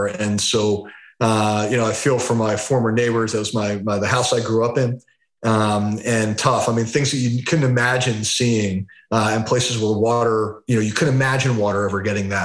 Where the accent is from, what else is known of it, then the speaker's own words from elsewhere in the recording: Philadelphia, Pennsylvania, United States; the Wharton School in Philadelphia, my hometown